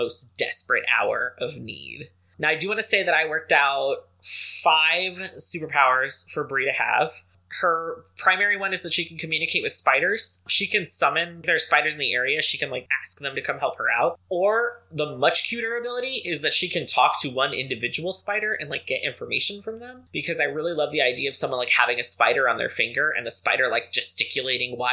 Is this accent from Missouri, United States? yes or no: no; Louisiana, United States; I'm from Louisiana